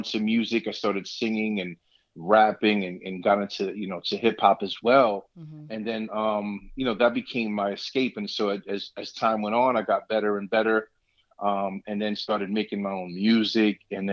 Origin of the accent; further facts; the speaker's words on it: New York City, New York, United States; moved away as an adult; now in Allentown, United States; I'm born and raised in Brooklyn, New York City.